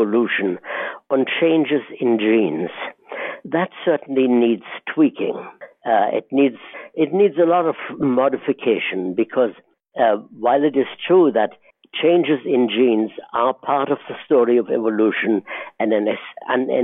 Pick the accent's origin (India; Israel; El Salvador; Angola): Israel; moved away as an adult; also born or lived in Germany; now in United States; I grew up in the Middle East and eventually came to the United States in 1947